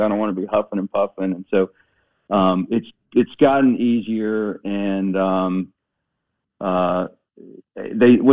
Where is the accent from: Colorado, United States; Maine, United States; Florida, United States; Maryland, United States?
Maryland, United States; Waldorf; moved away as an adult; also born or lived in North Carolina; I grew up in a little town in Maryland, Southern Maryland, called Waldorf